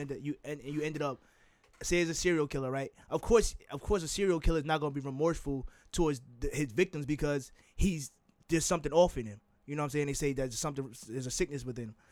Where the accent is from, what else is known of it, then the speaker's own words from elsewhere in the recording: Jersey City, New Jersey, United States; I'm from Jersey City